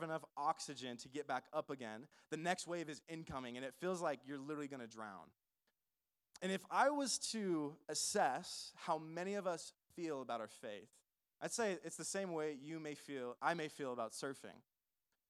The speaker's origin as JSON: {"language": "English", "region": "California", "country": "United States", "moved": "yes", "lives_now": "Albuquerque, United States", "said": "I'm originally not from New Mexico. I'm originally from California."}